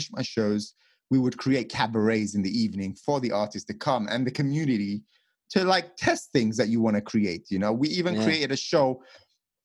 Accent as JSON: {"language": "English", "region": "England", "country": "United Kingdom", "also_born_or_lived": "Las Vegas, United States", "moved": "as an adult", "said": "I come from England where the houses are tiny for the amount of money you have to pay"}